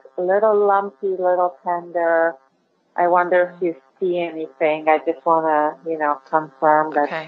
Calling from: New York City, New York, United States; I'm calling from New York.

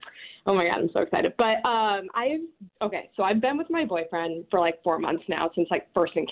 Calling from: Chicago, Illinois, United States

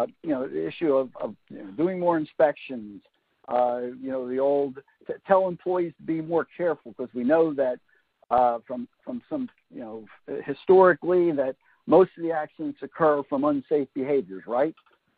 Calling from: Raleigh, North Carolina, United States; Since I'm coming from Raleigh, North Carolina, where I live, it is indeed the afternoon.

